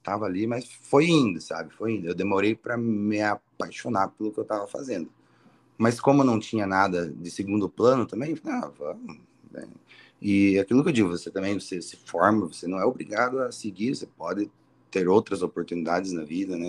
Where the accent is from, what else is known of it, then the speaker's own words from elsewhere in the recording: Ponta Grossa, Paraná, Brazil; nasci em Ponta Grossa mesmo, moro aqui desde sempre